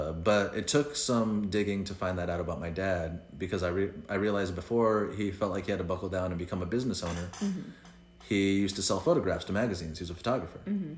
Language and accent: English; Bell, California, United States; first language Spanish; English is a second language; Because we grew up in Bell